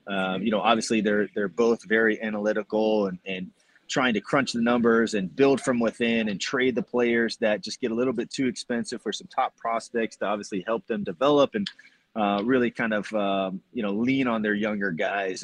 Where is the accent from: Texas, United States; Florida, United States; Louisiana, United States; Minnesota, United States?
Florida, United States; Tampa; growing up in Tampa